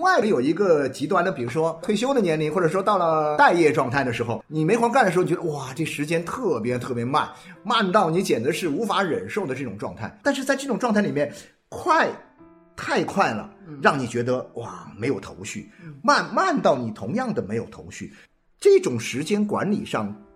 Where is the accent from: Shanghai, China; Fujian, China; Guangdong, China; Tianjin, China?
Guangdong, China; 我们广东话叫没搞电